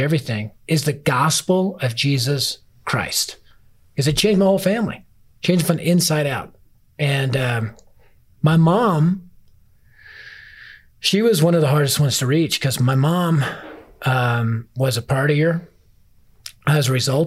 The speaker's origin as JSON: {"language": "English", "town": "Denver", "region": "Colorado", "country": "United States", "tie": "born or raised there", "said": "I was raised in North Denver, which at the time was the highest crime rate area in Denver"}